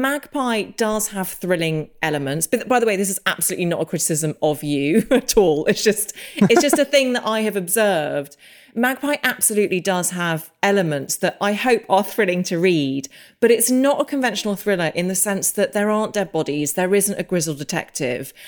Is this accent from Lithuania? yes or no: no; England, United Kingdom; also born or lived in Los Angeles; as an English person